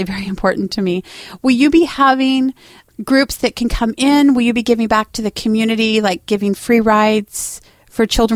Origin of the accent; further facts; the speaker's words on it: Albany, Oregon, United States; moved away as an adult; as much as I hated this godforsaken armpit growing up, coming back as an adult